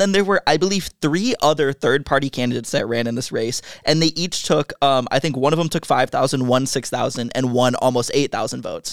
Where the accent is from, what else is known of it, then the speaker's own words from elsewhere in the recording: Michigan, United States; I'm a Michigander.